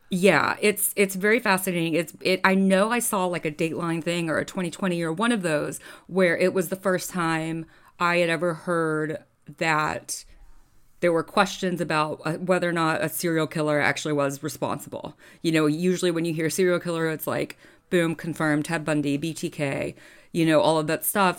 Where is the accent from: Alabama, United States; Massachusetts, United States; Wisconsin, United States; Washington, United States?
Alabama, United States; Birmingham; also born or lived in Auburn, Alabama; I grew up in Bur-, in Birmingham, which is two hours away from Atlanta